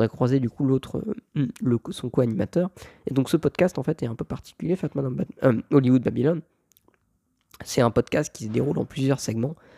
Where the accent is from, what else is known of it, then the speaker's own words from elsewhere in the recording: France; je viens de France